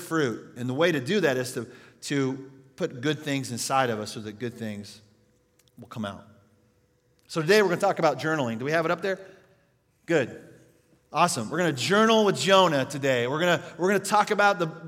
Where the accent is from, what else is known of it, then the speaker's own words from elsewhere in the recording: Yates Center, Kansas, United States; moved away; my hometown in Yates Center, Kansas